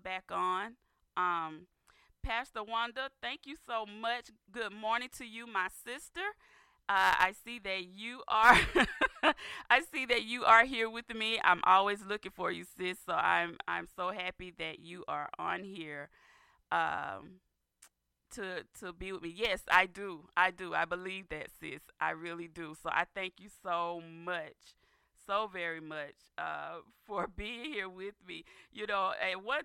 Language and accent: English; Dawson, Georgia, United States; That is my area where I was born and raised, in Dawson, Georgia